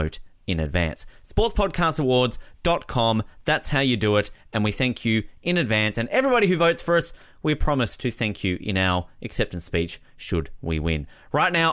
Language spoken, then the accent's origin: English; Australia; also born or lived in Canada; someone like me growing up in Australia